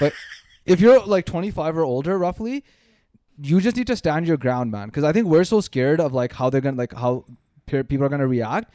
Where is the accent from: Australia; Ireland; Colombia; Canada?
Canada; we grew up here in Canada